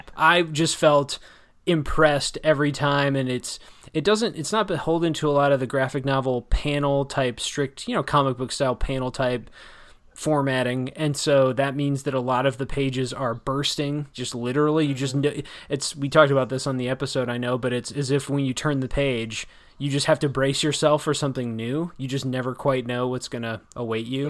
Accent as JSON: {"language": "English", "area": "around Chicago in the Midwest", "region": "Illinois", "country": "United States", "tie": "born or raised there", "said": "I grew up around Chicago in the Midwest"}